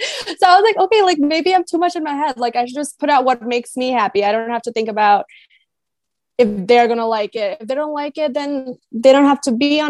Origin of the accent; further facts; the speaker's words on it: Naperville, Illinois, United States; accent: American; moved away as an adult; also born or lived in Michigan; now in India; growing up in Naperville